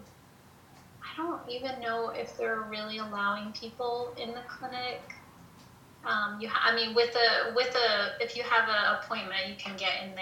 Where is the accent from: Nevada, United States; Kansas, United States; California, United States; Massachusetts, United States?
Kansas, United States; Topeka; also born or lived in Prairie Band Potawatomi reservation, Kansas; I live here on a reservation. I grew up in Topeka, and so, I mean, we were up here all the time, but I mean, so I was raised up here as well as in Topeka